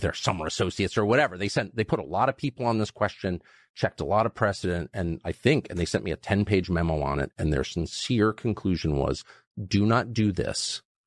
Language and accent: English; United States; I'm American, and I've lived here my whole life